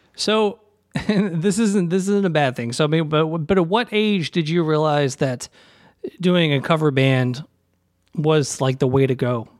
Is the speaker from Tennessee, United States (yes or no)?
yes; Nashville, Tennessee, United States; I grew up in Nashville